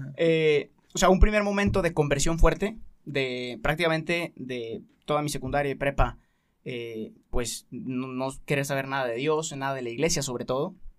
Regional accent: Guadalajara, Jalisco, Mexico; hice un año de universidad aquí en Guadalajara, soy de Guadalajara

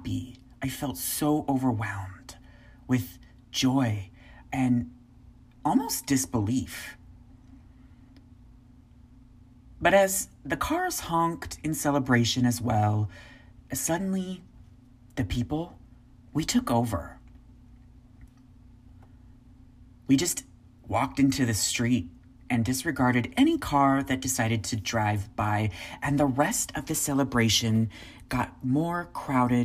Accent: United States; I was from the United States

